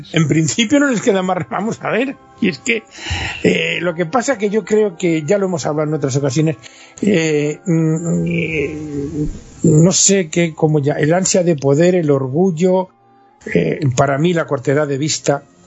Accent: Spain

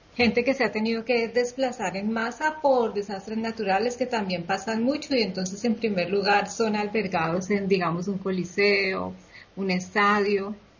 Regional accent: Colombia; now in Spain; mi país

